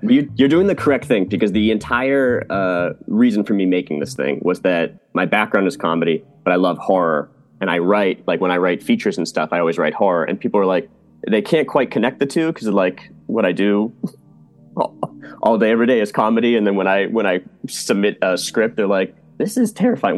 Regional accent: Massachusetts, United States; moved away; I'm also from Massachusetts

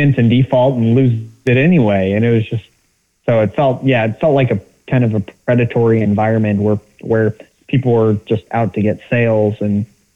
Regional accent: Bremen, Indiana, United States; also born or lived in Warsaw, Indiana / Marion, Indiana / Muncie, Indiana / Anderson, Indiana; I grew up in Bremen, but it's only, you know, 30 minutes away from Warsaw. So I've lived in northern Indiana my entire life

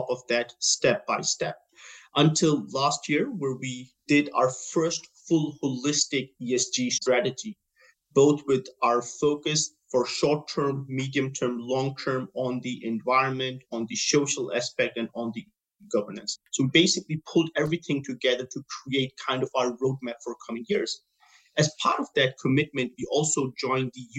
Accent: Denmark; moved away as an adult; now in Abu Dhabi, United Arab Emirates; my background is that I'm from Denmark and I work in a Nordic market for most

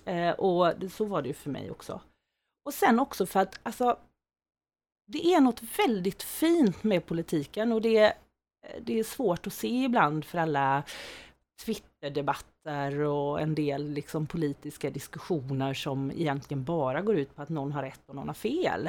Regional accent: Skene, Västra Götaland, Sweden; moved away as an adult; now in Växjö, Sweden; Jag kommer från Skene från början

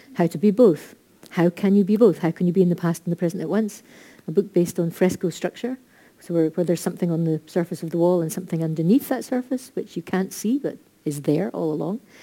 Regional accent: Scotland, United Kingdom; we are Scottish

